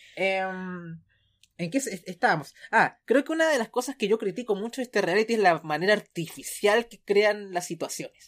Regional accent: Chile; como decimos acá en Chile

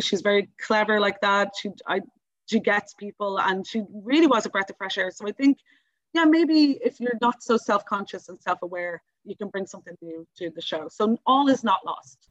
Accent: Dublin, Leinster, Ireland; I live in Ringsend. I'm from Ringsend. All my family are from Ringsend

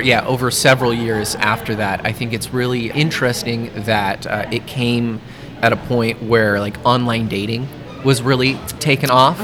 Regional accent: Lincoln, Nebraska, United States; I'm from Lincoln originally

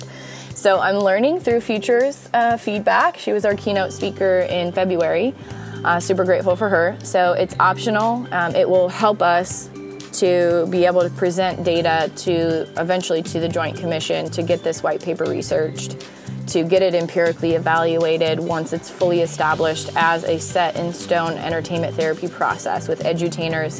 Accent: United States; being an American born in one of the best countries in the world

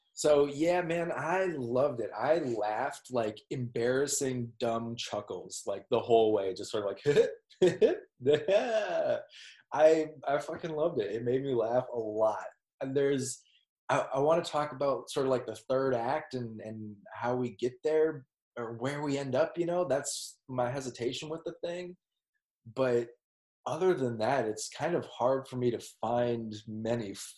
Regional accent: Minneapolis, Minnesota, United States; I'm from Minneapolis, Minnesota

